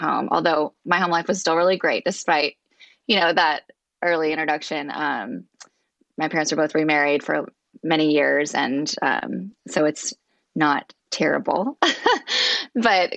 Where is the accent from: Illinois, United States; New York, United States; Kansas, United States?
Kansas, United States; Wichita; moved away as an adult; also born or lived in Washington State; now in Northern Virginia, United States; I grew up in Wichita, Kansas, so very far from where I'm at now in Virginia.